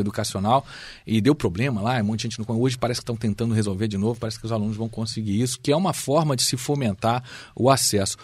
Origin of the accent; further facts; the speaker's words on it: Brazil; como brasileiros